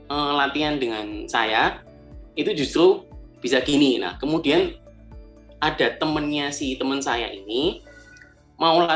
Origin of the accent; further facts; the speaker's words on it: Malang, East Java, Indonesia; Uh, saya asal Malang dan sekarang juga tinggal di Malang.